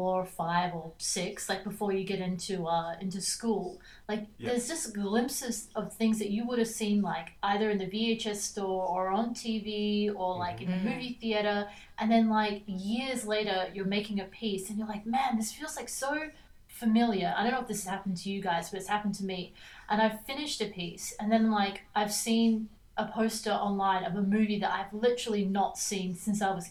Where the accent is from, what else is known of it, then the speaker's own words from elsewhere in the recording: Scarborough, Queensland, Australia; I grew up in Scarborough, which is, you know, next to Redcliffe